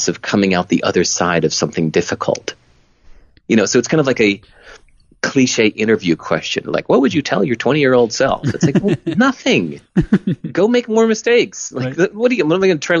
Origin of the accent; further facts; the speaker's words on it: Hinsdale, Illinois, United States; I wasn't even from Boston. I was like 16 years old. I was from Hinsdale, Illinois